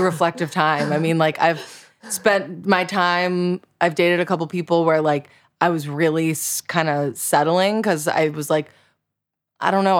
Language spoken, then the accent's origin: English; South Florida, United States; I grew up in South Florida